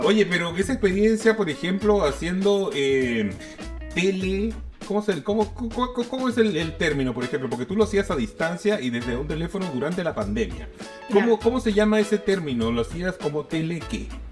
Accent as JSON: {"language": "Spanish", "region": "Lima", "country": "Peru", "moved": "as an adult", "lives_now": "Santiago, Chile", "said": "yo soy peruano, yo viví en Lima 25 años de mi vida"}